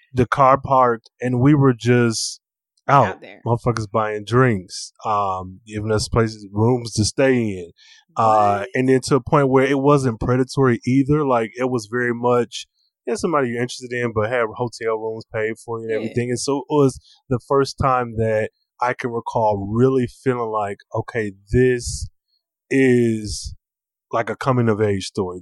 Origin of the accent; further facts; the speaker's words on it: Michigan, United States; I'm from Michigan, and mm-hmm. so Detroit is like an hour from my hometown.